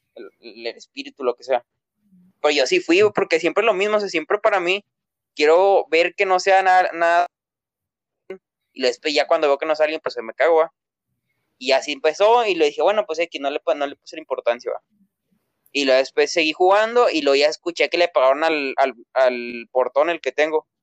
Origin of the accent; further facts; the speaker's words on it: Mexico; aquí en México, porque somos de México